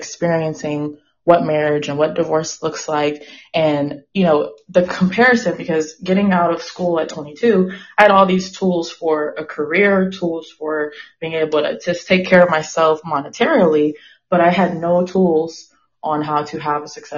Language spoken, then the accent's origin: English; Inglewood, California, United States; also born or lived in San Francisco Bay Area, California; now in Austin, United States; I'm calling today from Austin, Texas, but I am originally from Inglewood, California